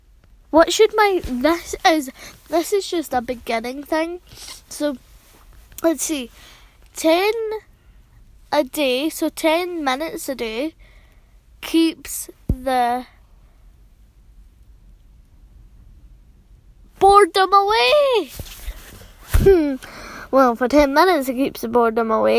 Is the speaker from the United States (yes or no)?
no; Scotland, United Kingdom; accent: Scottish; I'll be, like, a pure Scottish, because I'm from Scotland